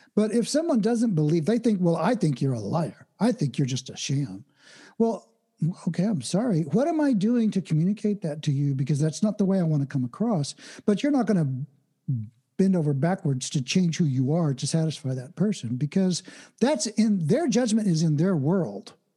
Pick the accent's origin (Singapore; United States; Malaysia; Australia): United States; Oklahoma; I was born and raised in Oklahoma, which is the Midwest of the United States